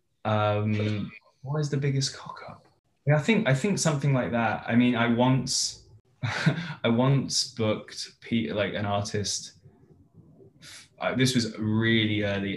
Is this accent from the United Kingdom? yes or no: yes; United Kingdom; moved away as an adult; now in Los Angeles, United States; being a Brit